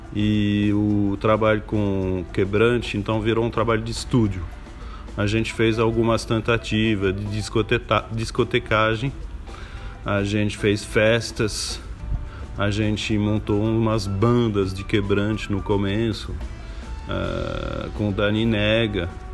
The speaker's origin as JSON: {"language": "Portuguese", "town": "Paris", "region": "Île-de-France", "country": "France", "second_language": "Portuguese", "moved": "yes", "said": "Eu venho de Paris, na França"}